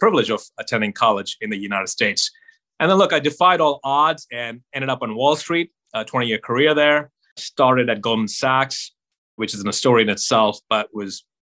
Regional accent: Mumbai, Maharashtra, India; I grew up in Mumbai

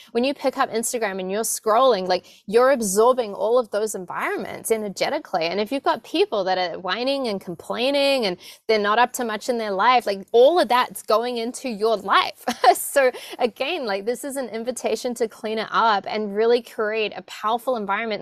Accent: New Zealand; I was born in New Zealand and very much raised in a family that wasn't having conversations about abundance

